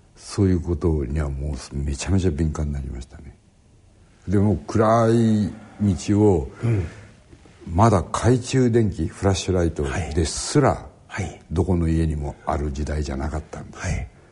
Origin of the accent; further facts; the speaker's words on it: Hachioji, Tokyo, Japan; 八王子市というところで今はとっても大きなところですけど僕の子供の頃は今より人口が10分の1ぐらいかなまあ自然がもういっぱいでそこで育ちました